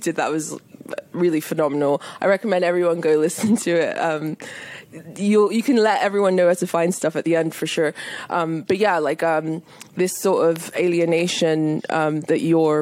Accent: United Kingdom; here in the UK, at least when I was growing up

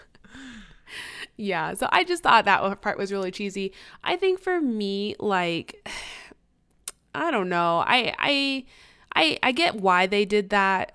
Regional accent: Kansas City, Missouri, United States; I'm biracial. I grew up in Kansas City.

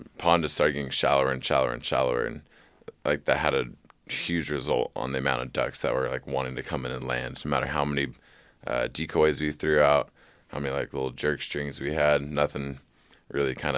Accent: California, United States; I'm from California

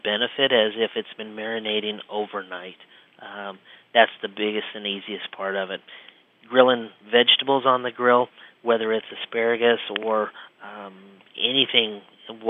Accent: Midwest, United States; We grew up in the Midwest, so we are not natives of seafood

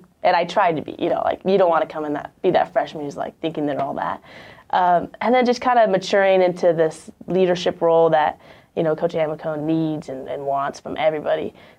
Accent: Walla Walla, Washington, United States; also born or lived in Idaho / Romania; So I was born in Idaho. Then my parents moved to Romania to be missionaries there and start a church there at Calvary Chapel. And so we lived there for 2 years when I was 6 to 8, and then moved to Walla Walla, Washington.

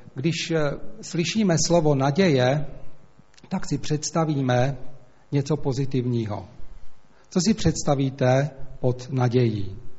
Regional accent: Slovakia; accent: Slovak; first language Slovak; Czech is a second language; moved away; slovenština nejenom, že je to můj rodný jazyk

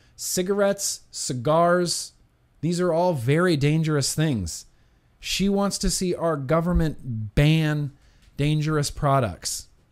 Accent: California, United States; I'm from California

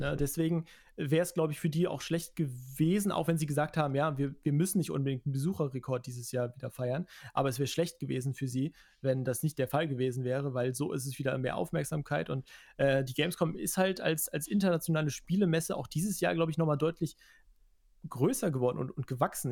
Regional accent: Cologne, North Rhine-Westphalia, Germany; als Kölner

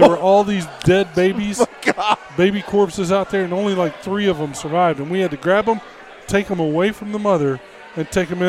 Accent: Putney, Georgia, United States; In Putney, Georgia.

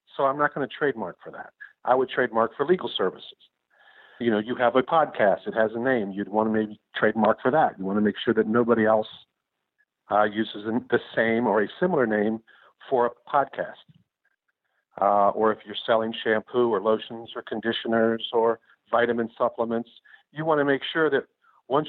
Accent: Tennessee and Virginia, the South, United States; moved away as an adult; also born or lived in Pennsylvania; now in Miami Beach, United States; I was originally from the South, Tennessee and Virginia, and at law school in Pennsylvania

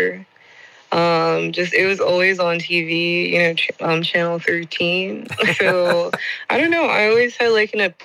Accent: New York City, New York, United States; moved away as an adult; also born or lived in Jamaica / Germany / Brussels; now in Budapest, Hungary; I'm originally from Jamaica, but raised in New York

